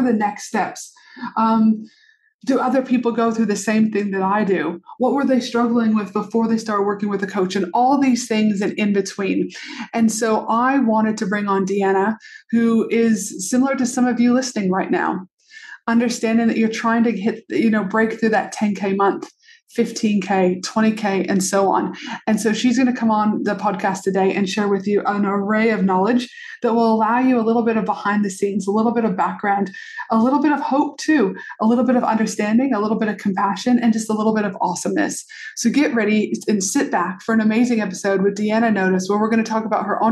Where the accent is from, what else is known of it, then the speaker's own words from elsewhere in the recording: Albuquerque, New Mexico, United States; moved away; also born or lived in Canada; I grew up in, obviously I'm from Canada, but I did grow up down in Albuquerque, New Mexico